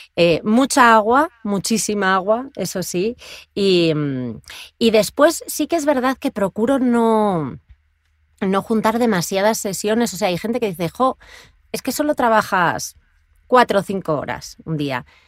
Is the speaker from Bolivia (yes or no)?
no; Asturias, Spain; moved away as an adult; now in Madrid, Spain; Porque yo vivía en Asturias, yo soy asturiana, en el norte de España